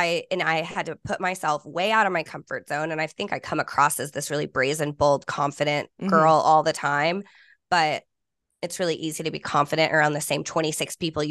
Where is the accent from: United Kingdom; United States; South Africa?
United States; Fort Worth, Texas; And I grew up in Fort Worth, but in a small school, like K through 12, my whole schooling, I graduated with 26 people.